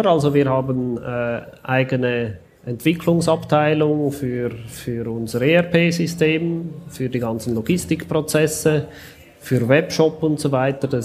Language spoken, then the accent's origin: German; Switzerland; weil wir als Schweizer sogar teurer versenden müssen, als wenn das aus dem Ausland kommt.